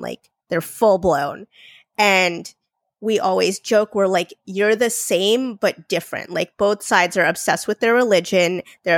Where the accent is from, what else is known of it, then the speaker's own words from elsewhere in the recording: India; I'm Indian. I was born in India.